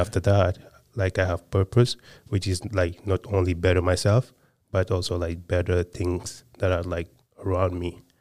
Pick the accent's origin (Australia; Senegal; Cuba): Senegal; moved away; I was born and raised in Senegal